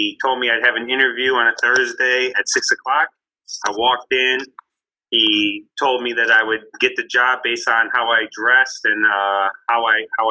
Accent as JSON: {"language": "English", "town": "Canton", "region": "Michigan", "country": "United States", "tie": "born or raised there", "said": "I'm from Canton, Michigan, which is 20 minutes west of Detroit"}